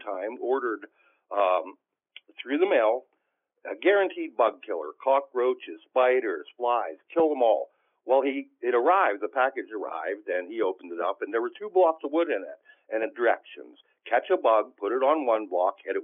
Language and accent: English; Clear Creek, Pennsylvania, United States; growing up in Clear Creek, when I was a child